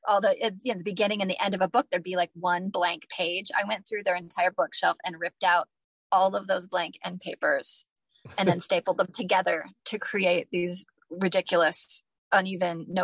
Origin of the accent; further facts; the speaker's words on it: Toledo, Ohio, United States; now in Findlay, United States; When I was young, I mean, I lived most of my life in Toledo, went to college there, became a part of the writing community in Toledo